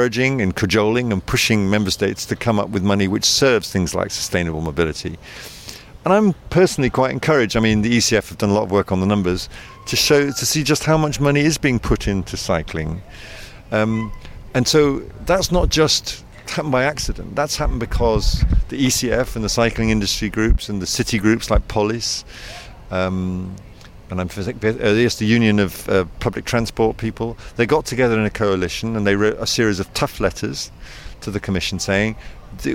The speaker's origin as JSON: {"language": "English", "country": "United Kingdom", "accent": "British", "moved": "yes", "said": "as you can tell by my accent, I'm of British origin"}